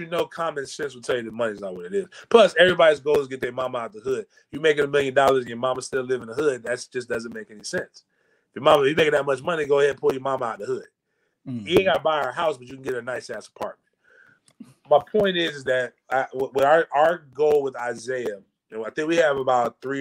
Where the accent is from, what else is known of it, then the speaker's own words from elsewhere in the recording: Tallahassee, Florida, United States; I grew up in Tallahassee